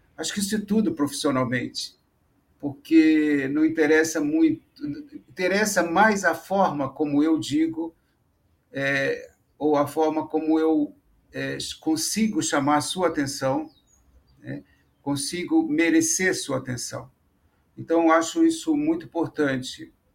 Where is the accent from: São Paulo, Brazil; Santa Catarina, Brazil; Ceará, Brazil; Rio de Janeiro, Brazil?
Rio de Janeiro, Brazil; Niterói; eu sou de Niterói